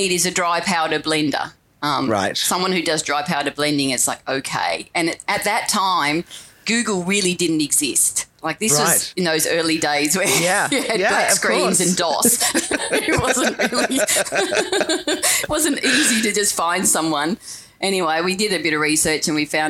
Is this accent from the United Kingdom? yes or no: no; Savage River, Tasmania, Australia; born or raised there; also born or lived in Launceston, Tasmania